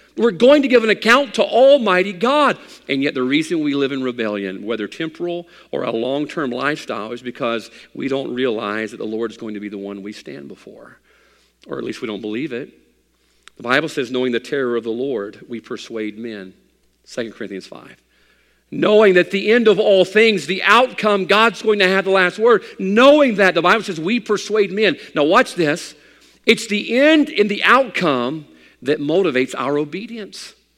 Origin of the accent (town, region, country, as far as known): United States